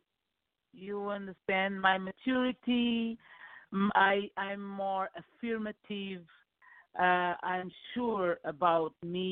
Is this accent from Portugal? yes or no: yes; Lisbon, Portugal; English is a second language; I was born in Lisbon